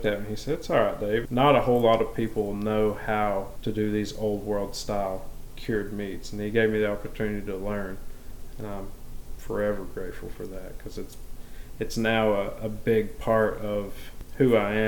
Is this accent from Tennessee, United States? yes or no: yes; Maryville, Tennessee, United States; I am a Maryville native. I was born in Maryville at Blount Memorial Hospital, and I've lived here my whole life